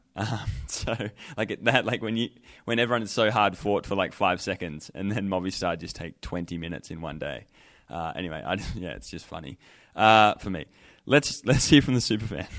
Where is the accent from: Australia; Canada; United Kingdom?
Australia; now in Colorado, United States